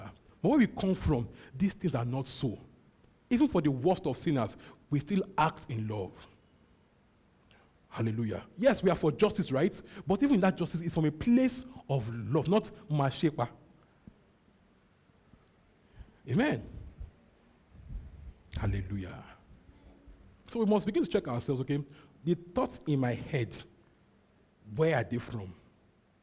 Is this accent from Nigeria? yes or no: yes; Nigeria; My mind and my body, okay, can be Nigerian